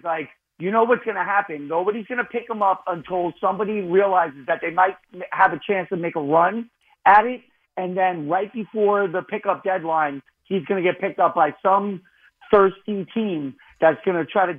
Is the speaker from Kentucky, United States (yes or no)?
no; New York City, New York, United States; I'm a New Yorker. Yeah, I got a 347 number.